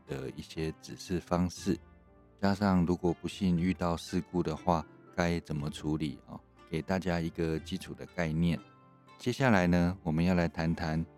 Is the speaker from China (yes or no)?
no; Taiwan; 对我们台湾人来讲